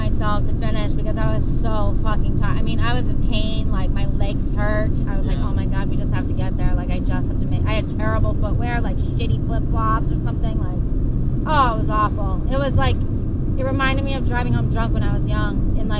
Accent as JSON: {"language": "English", "region": "New England", "country": "United States", "tie": "born or raised there", "said": "I grew up in New England, so everything is like history"}